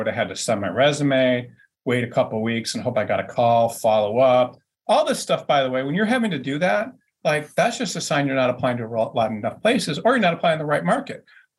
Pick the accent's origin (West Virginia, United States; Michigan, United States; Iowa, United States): Michigan, United States; Detroit; So the point is, I'm from Detroit.